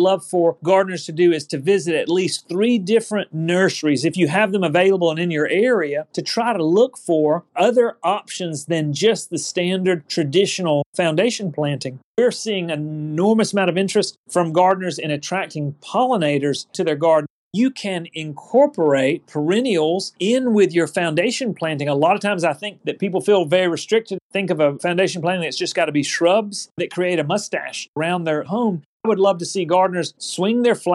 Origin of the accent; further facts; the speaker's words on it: Auburn, United States; I was growing up in Auburn.